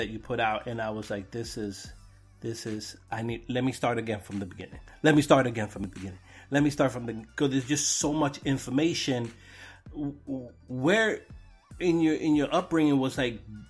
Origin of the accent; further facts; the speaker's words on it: New York City, New York, United States; growing up in New York, growing up in Brooklyn